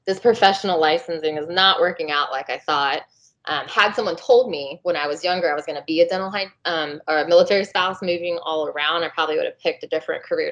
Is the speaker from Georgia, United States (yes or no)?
yes; Atlanta, Georgia, United States; moved away; I'm from Atlanta originally